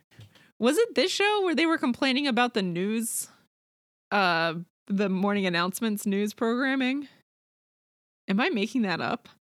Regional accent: Maryland, United States; I grew up in Maryland where lacrosse is really big

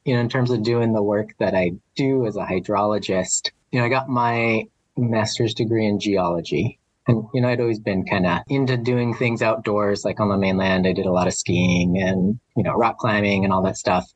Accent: Flagstaff, Arizona, United States; moved away as an adult; also born or lived in Oahu, Hawaii; now in Maui, United States; I'm originally from Flagstaff, Arizona. So that's where I was born.

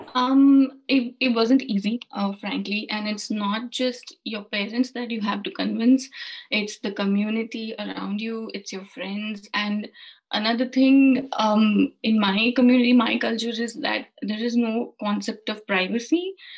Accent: India; moved away as an adult; now in United Kingdom; I'm originally from India. Mm-hmm. Uh, and we moved to the UK last year

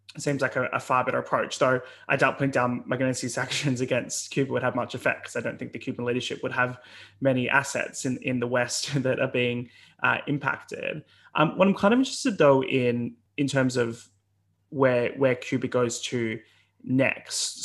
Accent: Australia; now in United Kingdom; as an Australian

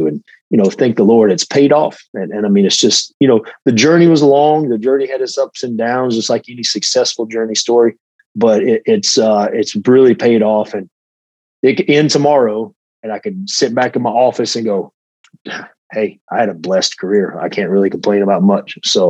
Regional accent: Hickory, North Carolina, United States; moved away as an adult; also born or lived in Atlanta, Georgia; I started training at a local guy in Hickory, North Carolina, where I'm from

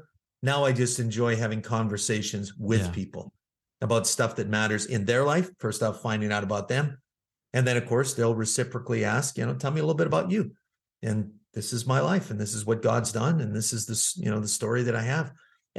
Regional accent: Manitoba, Canada; Well, I'm originally from Canada. I grew up in the province of Manitoba

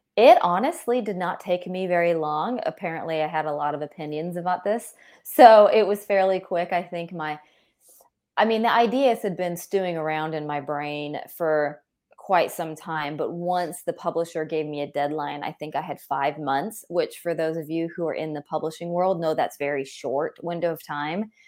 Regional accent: California, United States; I grew up, um, and I'm from California

